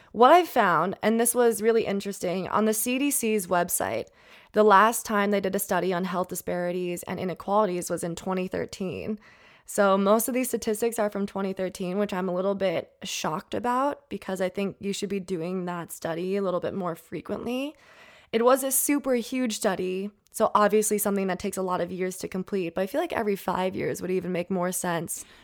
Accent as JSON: {"language": "English", "region": "Minnesota", "country": "United States", "moved": "yes", "lives_now": "California, United States", "said": "I'm from Minnesota"}